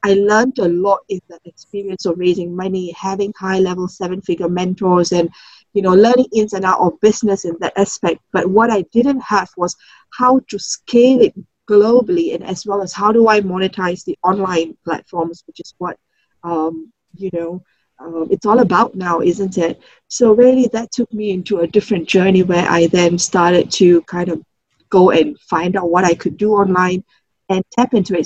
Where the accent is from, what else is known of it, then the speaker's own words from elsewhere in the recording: Singapore; I'm from Singapore, born and um, grew up all in Singapore